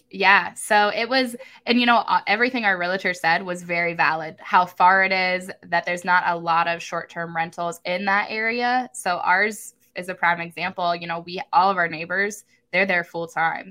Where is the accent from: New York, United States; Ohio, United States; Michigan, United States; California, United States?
Ohio, United States; Columbus; I am from Columbus, Ohio